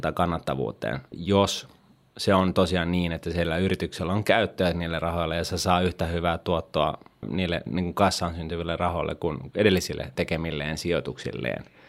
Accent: Finland; Me kun vielä kasvettiin niin kuin Suomessa

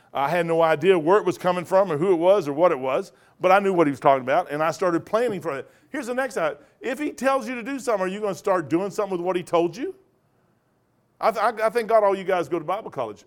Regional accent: Kentucky, United States; moved away; also born or lived in Napa Valley; I'm from Kentucky

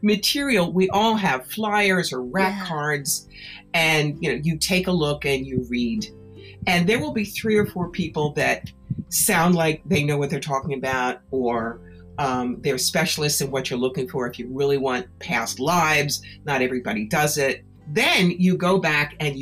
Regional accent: Philadelphia, Pennsylvania, United States; also born or lived in New York; now in Schoharie Valley, New York, United States; a girl who grew up around Philly

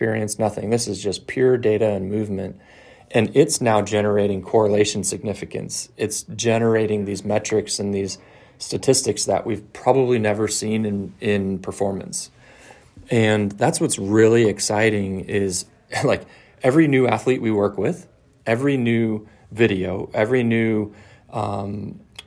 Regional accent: San Francisco, California, United States; I grew up in San Francisco

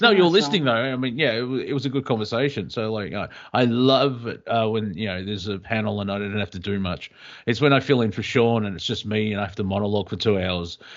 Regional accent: Australia; as an Australian

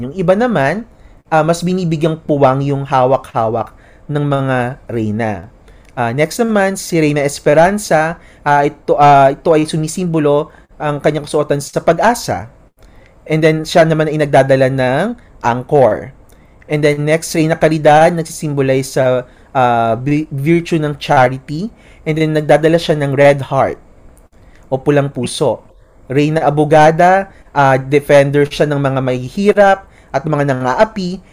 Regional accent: Marilao, Central Luzon, Philippines; doon sa amin sa Marilao

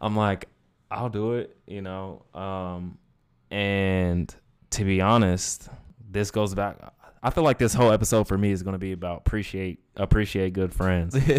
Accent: Inland Empire, California, United States; I'm from the Inland Empire. Shout out to the nine oh nine

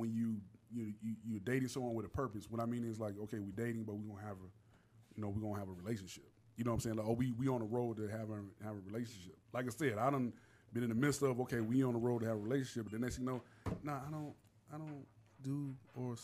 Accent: Miami, Florida, United States; moved away as an adult; also born or lived in Savannah, Georgia; now in Georgia, United States; I went to college up here, went to Savannah State. And I'm from Miami

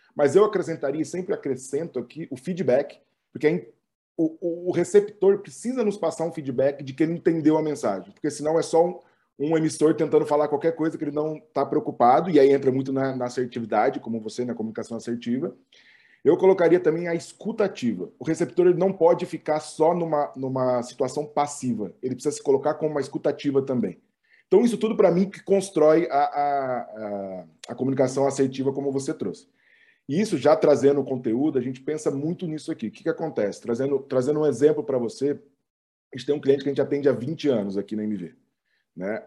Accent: Ribeirão Preto, São Paulo, Brazil; moved away as an adult; now in São Paulo, Brazil; eu sou de Ribeirão

